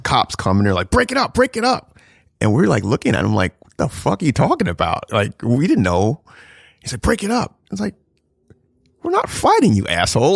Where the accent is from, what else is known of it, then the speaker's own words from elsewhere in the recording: New Jersey, United States; also born or lived in South Florida; now in New York City, United States; I grew up in South Jersey, so it's kinda like, you know, these white kids.